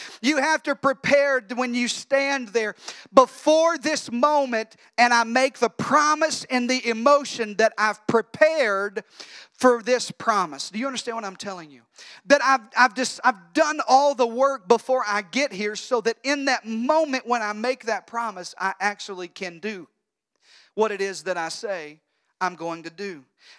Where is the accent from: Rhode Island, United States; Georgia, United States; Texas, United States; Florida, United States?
Texas, United States; we're from Texas